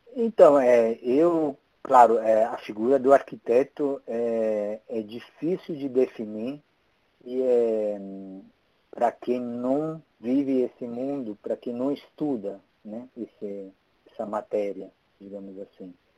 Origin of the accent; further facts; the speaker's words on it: Italy; accent: Italian; Portuguese is a second language; moved away as an adult; also born or lived in Porto, Portugal; now in Brazil; eu sou italiano. É por isso uhum. que eu tenho sotaque.